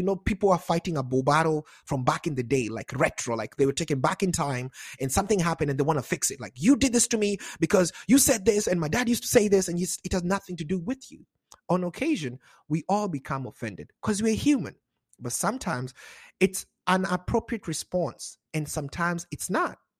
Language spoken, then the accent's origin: English; Kenya; also born or lived in Wichita, Kansas, United States; now in Seattle, United States; a Kenyan American